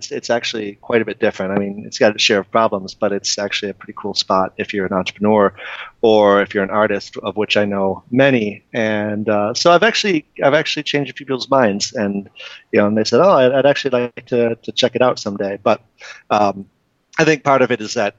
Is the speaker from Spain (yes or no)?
no; Detroit, Michigan, United States; I was born and raised in Detroit, and I grew up just in a suburb, maybe 20 minutes outside the city